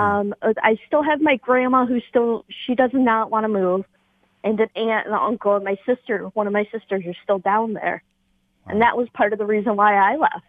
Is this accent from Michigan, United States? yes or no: yes; River Rouge, Michigan, United States; now in Brighton, United States; I grew up actually in Delray in River Rouge and then moved away to college